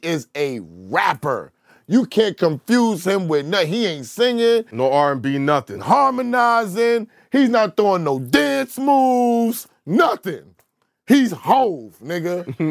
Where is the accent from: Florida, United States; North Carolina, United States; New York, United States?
New York, United States; New York City; I'm from South Jamaica, Queens